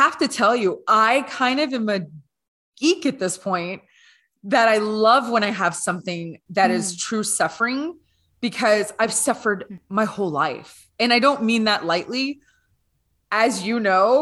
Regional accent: Louisiana, United States; now in Canada; I'm originally from Louisiana.

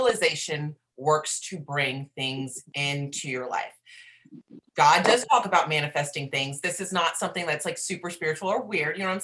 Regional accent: Charleston, South Carolina, United States; moved away; I'm from Charleston, South Carolina originally

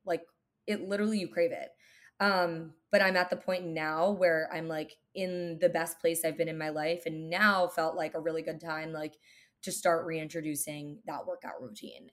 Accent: New Jersey, United States; now in New York City, United States; I grew up in New Jersey.

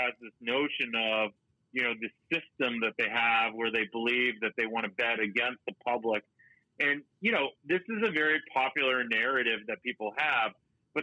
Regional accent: Boston, Massachusetts, United States; I grew up in Boston

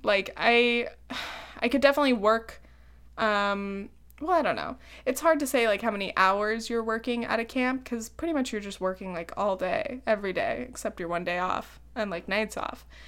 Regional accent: Laguna Beach, California, United States; now in New York, United States; I'm from Southern Orange County, dude. Laguna Beach.

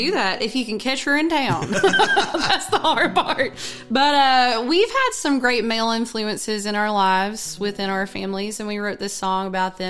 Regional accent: Central Kentucky, United States; accent: twang; moved away as an adult; So I am, as you said, from the Bluegrass. Yeah. Mm-hmm. So Kentucky. Central Kentucky. Yeah. South of Lexington, about an hour and a half.

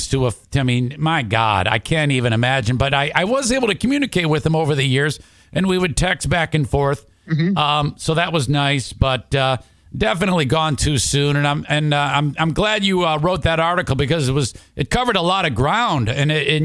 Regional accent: Detroit, Michigan, United States; now in West Michigan, United States; I grew up in Detroit, where it was similar

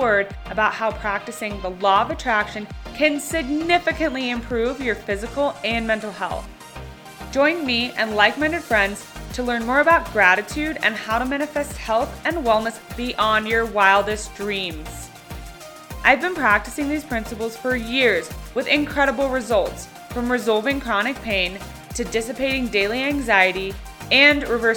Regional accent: Sydney, New South Wales, Australia; moved away as an adult; also born or lived in Denver, Colorado; I've made the move from Denver, Colorado to my hometown of Sydney, Australia.

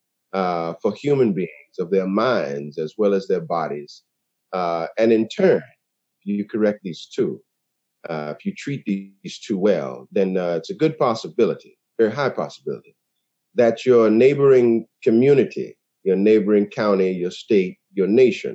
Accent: West Palm Beach, Florida, United States; I was born in West Palm Beach, Florida, and I was a preacher's kid.

